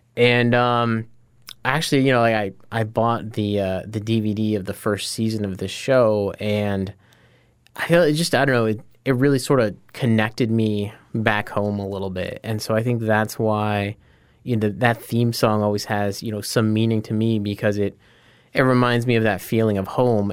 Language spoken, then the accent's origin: English; Scranton, Pennsylvania, United States; I'm from Scranton. I, I grew up there